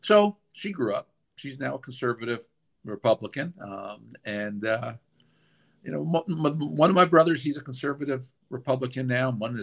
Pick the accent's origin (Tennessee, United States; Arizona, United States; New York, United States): New York, United States; Westchester; moved away as an adult; also born or lived in Manhattan, New York / Texas / Washington, D.C.; I was born in Manhattan. I went to B'nai Jeshurun for nursery school. I actually moved to Westchester for first grade.